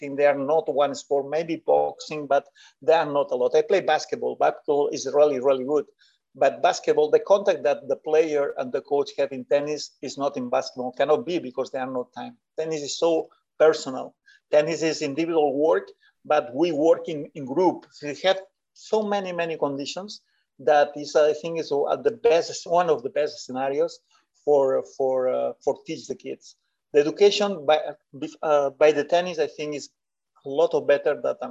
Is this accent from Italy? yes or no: no; Spain; English is a second language; I was from Bartino.